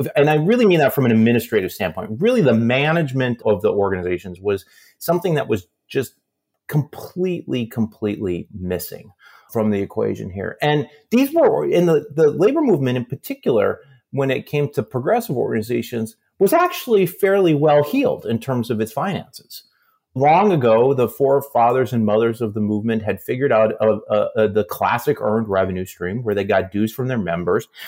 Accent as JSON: {"language": "English", "town": "Aberdeen", "region": "South Dakota", "country": "United States", "tie": "born or raised there", "moved": "yes", "said": "I was growing up in South Dakota"}